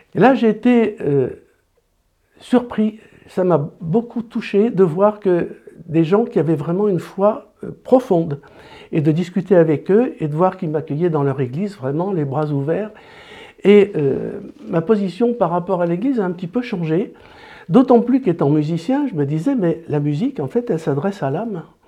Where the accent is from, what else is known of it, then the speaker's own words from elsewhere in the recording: Grenoble, Auvergne-Rhône-Alpes, France; moved away as an adult; also born or lived in Paris / Nord / La Rochelle; Quand je suis allé faire mes études à Paris, j'ai quitté Grenoble